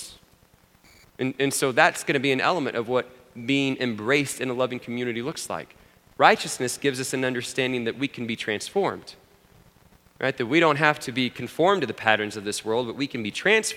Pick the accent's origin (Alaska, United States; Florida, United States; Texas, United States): Texas, United States; Abilene; growing up in Abilene, I grew up Presbyterian